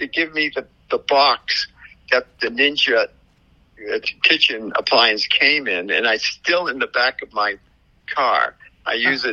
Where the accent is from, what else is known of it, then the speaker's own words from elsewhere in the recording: New England, United States; moved away; I'm from New England.